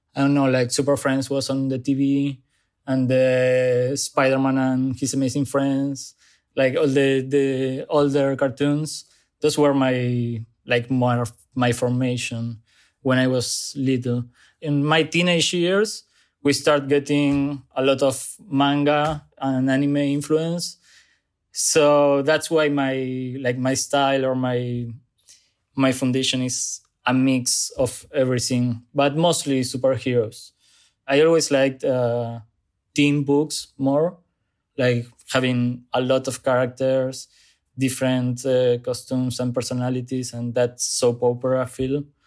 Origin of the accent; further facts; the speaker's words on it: Zárate, Buenos Aires Province, Argentina; English is a second language; moved away as an adult; now in Buenos Aires, Argentina; I grew up in Zárate, a small, smaller city close to Buenos Aires